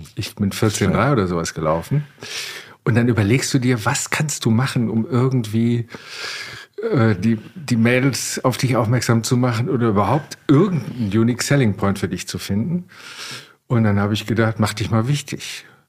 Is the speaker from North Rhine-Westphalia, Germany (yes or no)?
yes; Wermelskirchen, North Rhine-Westphalia, Germany; moved away; Ich komme aus Wermelskirchen, einer Metropole im Bergischen Land, die zu Recht keiner kennt.